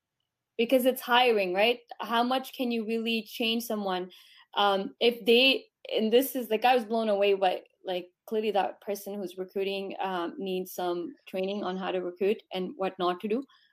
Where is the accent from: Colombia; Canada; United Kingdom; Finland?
Canada; growing up in Canada